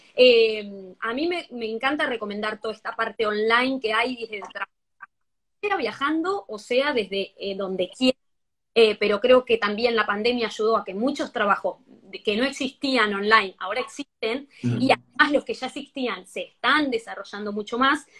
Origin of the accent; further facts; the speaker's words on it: Argentina; now in Spain; yo soy argentina viviendo aquí en España